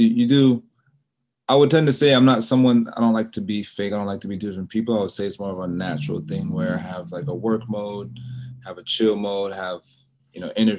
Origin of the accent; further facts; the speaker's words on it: New York, United States; also born or lived in Charlotte, North Carolina / Rock Hill, South Carolina; now in Monterey, United States; My mom's from New York. I was born in New York.